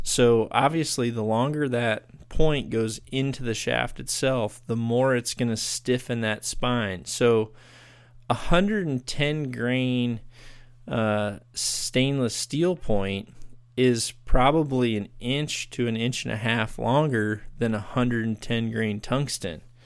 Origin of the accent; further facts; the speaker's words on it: United States; here in my, in my home country